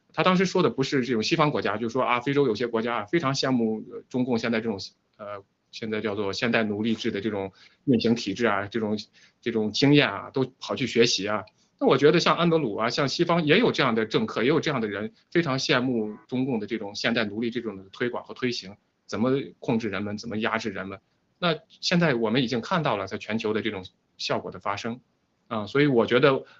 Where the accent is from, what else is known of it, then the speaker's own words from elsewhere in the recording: China; moved away; 如果只是我们中国人自己在海外